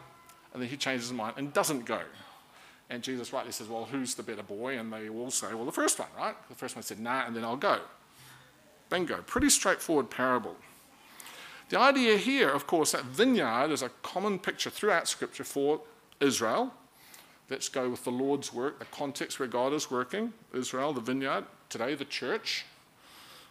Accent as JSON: {"language": "English", "region": "Auckland", "country": "New Zealand", "also_born_or_lived": "Dunedin", "moved": "as an adult", "lives_now": "Christchurch, New Zealand", "said": "I'm from Auckland"}